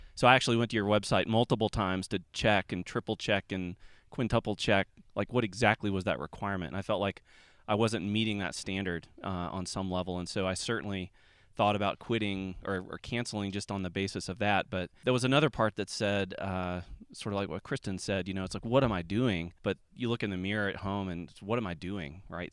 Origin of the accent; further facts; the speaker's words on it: Atlanta, Georgia, United States; I'm from Atlanta